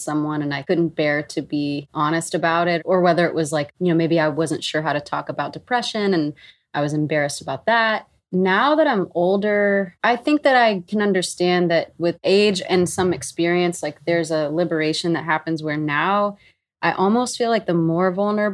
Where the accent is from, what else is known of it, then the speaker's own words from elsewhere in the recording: Meridian, Mississippi, United States; moved away; also born or lived in Nashville, Tennessee; my actual memories of growing up in Mississippi